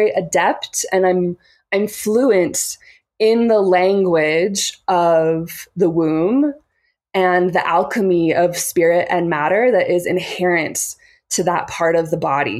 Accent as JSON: {"language": "English", "town": "Boise", "region": "Idaho", "country": "United States", "tie": "born or raised there", "also_born_or_lived": "Portland, Oregon", "moved": "as an adult", "said": "I grew up in Boise, Idaho, and I spent my last 3 years there. And I was in Portland, Oregon for almost the entirety of my 20s"}